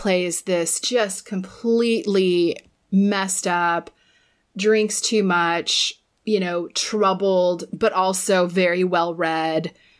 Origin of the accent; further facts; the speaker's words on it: Florida, United States; I grew up in Florida